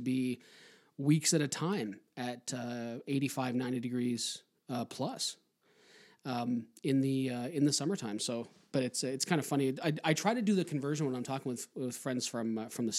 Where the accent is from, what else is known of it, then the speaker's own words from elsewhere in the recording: Toronto, Ontario, Canada; from Toronto